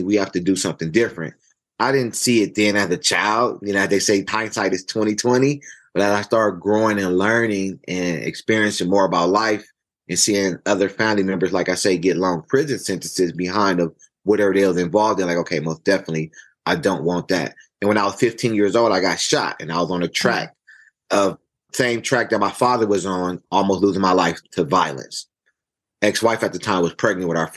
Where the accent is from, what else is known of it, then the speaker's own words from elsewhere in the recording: Los Angeles, California, United States; growing up in South Central Los Angeles